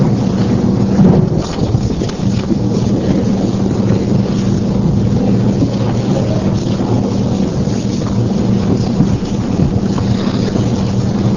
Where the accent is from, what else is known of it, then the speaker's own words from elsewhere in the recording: Palmetto, Georgia, United States; I grew up in this little small town of Palmetto, Georgia